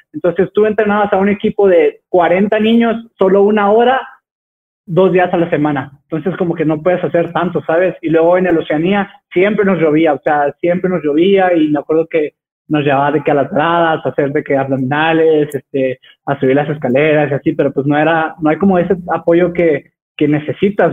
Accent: Texcoco, State of Mexico, Mexico; soy originario de Texcoco

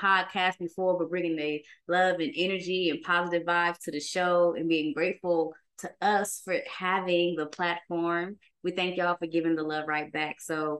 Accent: Oakland, California, United States; I'm from Oakland, California.

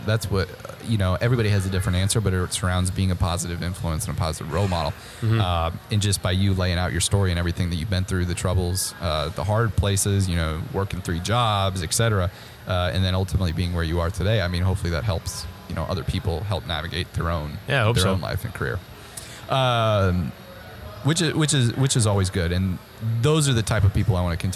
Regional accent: Midwest, United States; now in Texas, United States; moving here was something new for me because I'm from the Midwest

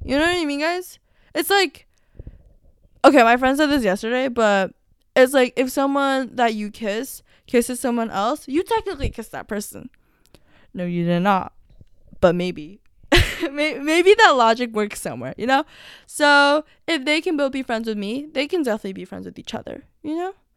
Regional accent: United States; I'm technically American

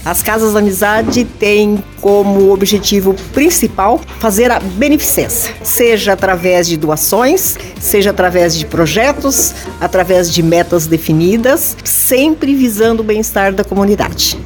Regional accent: Apucarana, Paraná, Brazil; nós viemos do norte do Paraná, precisamente da cidade de Apucarana

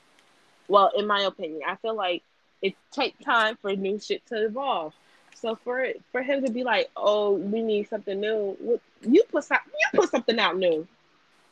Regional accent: United States; I'm American

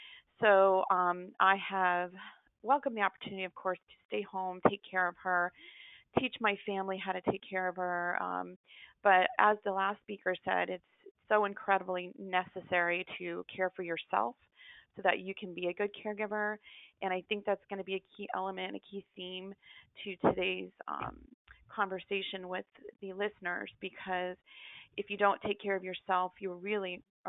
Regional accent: Central Florida, United States; I'm from Central Florida

